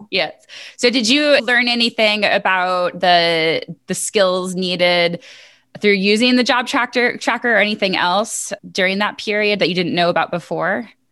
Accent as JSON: {"language": "English", "region": "New York", "country": "United States", "tie": "born or raised there", "also_born_or_lived": "Buffalo / Missouri", "moved": "as an adult", "lives_now": "North Carolina, United States", "said": "I grew up in New York"}